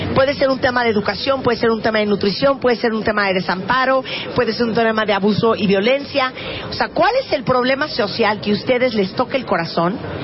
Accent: Mexico; somos los mexicanos

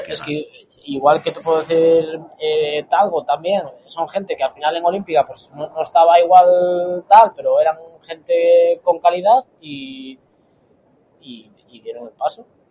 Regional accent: Galicia, Spain; como gallego que soy

